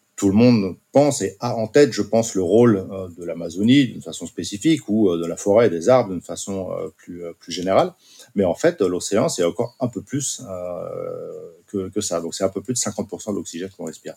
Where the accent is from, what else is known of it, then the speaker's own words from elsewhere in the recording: Basque Country, France; moved away; je suis originaire du Pays Basque et ma femme également